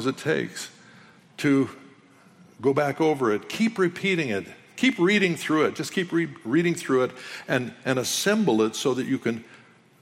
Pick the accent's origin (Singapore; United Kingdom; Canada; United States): Canada; I'm a Canadian